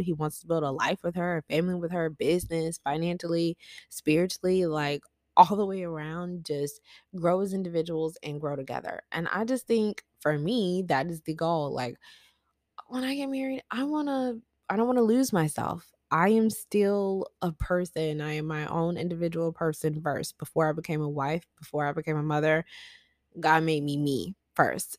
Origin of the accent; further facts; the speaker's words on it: the South, United States; growing up in the South